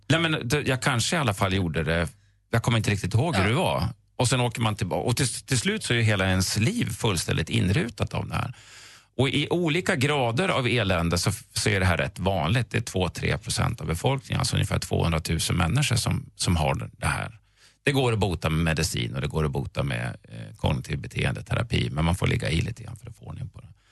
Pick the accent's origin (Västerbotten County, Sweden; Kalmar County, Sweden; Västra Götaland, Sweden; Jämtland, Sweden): Jämtland, Sweden; Östersund; jag är en bilelektrikergrabb från Östersund